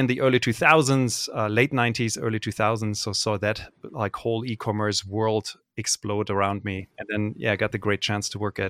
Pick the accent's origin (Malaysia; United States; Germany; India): Germany; Cologne, North Rhine-Westphalia; The first time this happened to me was when I was in college, and I grew up in Cologne, Germany.